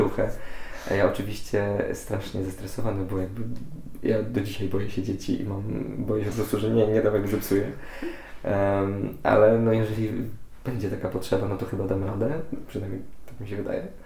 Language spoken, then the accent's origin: Polish; Poland; jestem z małego miasteczka